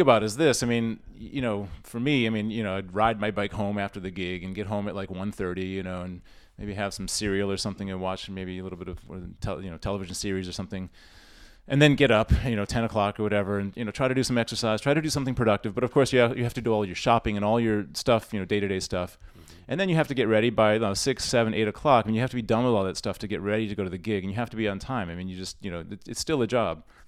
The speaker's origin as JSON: {"language": "English", "town": "Rochester", "region": "New York", "country": "United States", "tie": "born or raised there", "also_born_or_lived": "Boston / Tokyo", "moved": "as an adult", "lives_now": "Shanghai, China", "said": "I'm from Rochester, New York originally, grew up there"}